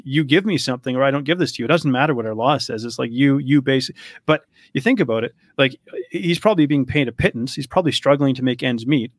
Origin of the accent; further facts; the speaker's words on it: Canada; also born or lived in Poland; I grew up in Canada